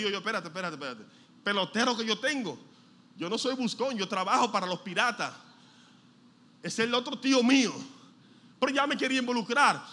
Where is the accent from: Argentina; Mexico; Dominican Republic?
Dominican Republic; nosotros somos dominicanos, el dominicano a todo le quita o le pone